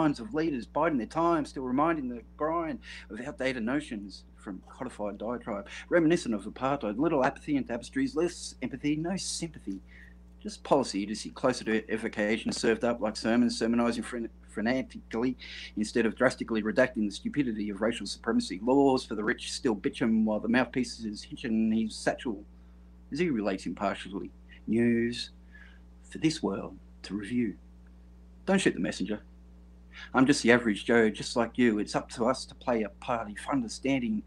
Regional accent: Australia; I'm from way down south. I'm in Australia

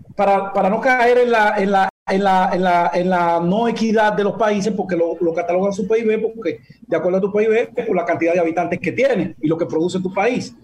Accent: Dominican Republic; nosotros como dominicanos

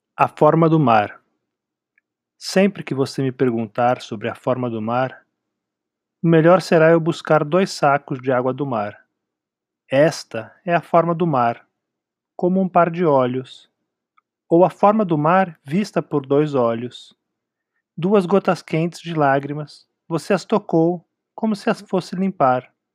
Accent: São Paulo, Brazil; eu também joguei muito bilhar quando era jovem em São Paulo

